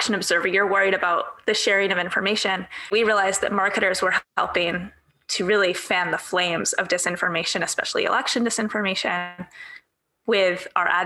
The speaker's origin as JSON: {"language": "English", "town": "Vancouver", "region": "British Columbia", "country": "Canada", "tie": "born or raised there", "said": "my hometown in Vancouver"}